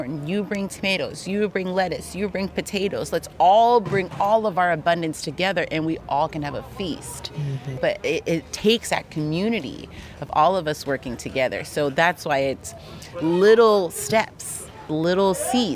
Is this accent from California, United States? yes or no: yes; Los Angeles, California, United States; I grew up in Los Angeles